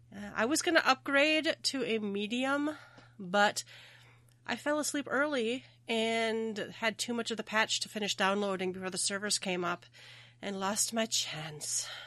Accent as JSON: {"language": "English", "region": "Minnesota", "country": "United States", "said": "I'm from Minnesota, so we say our O is really long"}